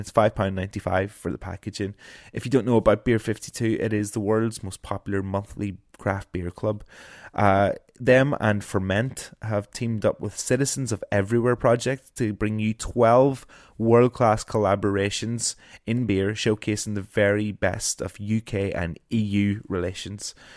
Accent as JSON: {"language": "English", "country": "Ireland", "said": "I am an Irish broadcaster"}